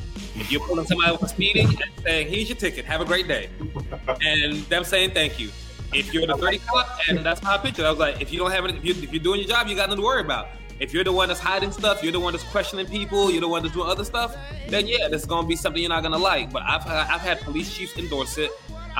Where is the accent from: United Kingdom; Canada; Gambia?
Gambia; born there; also born or lived in Rio de Janeiro; You know, I was born in Gambia, West Africa. I lived in Rio de Janeiro for a year.